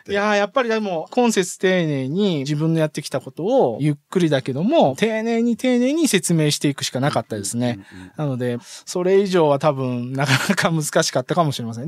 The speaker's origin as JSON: {"language": "Japanese", "town": "Teshio", "region": "Hokkaido", "country": "Japan", "tie": "born or raised there", "also_born_or_lived": "Rochester, United States / Tokyo, Japan", "moved": "yes", "lives_now": "Tottori, Japan"}